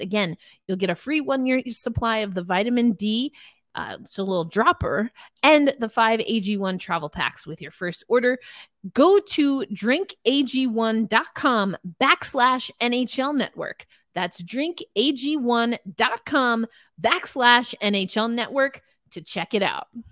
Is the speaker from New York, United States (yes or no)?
yes; New York, United States; it is my home state, though Schenectady is not really close to anything that I knew growing up in New York